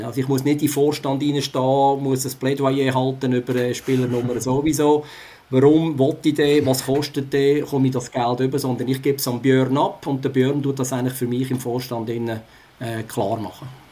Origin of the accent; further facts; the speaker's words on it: Switzerland; bei uns in der Schweiz